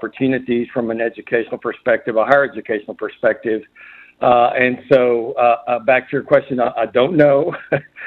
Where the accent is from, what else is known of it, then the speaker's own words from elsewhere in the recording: Harlingen, Texas, United States; I was born and raised here in Harlingen